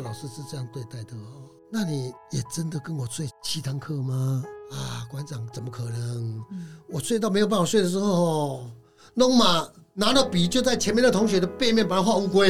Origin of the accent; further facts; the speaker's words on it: Minxiong, Chiayi County, Taiwan; moved away; also born or lived in Taipei; 我是嘉义民雄人。嗯哼。那从小就在嘉义民雄，呃，穷困的 在不三不四的地方长大，我在台北担任世贸二馆的馆长。二零一三年的时候，我民雄的家里都没有人，只有我的老父亲跟老母亲